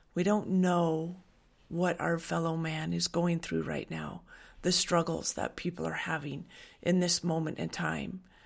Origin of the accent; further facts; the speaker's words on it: Western Washington, United States; moved away; I grew up in Washington on a dairy farm. I grew up in Western Washington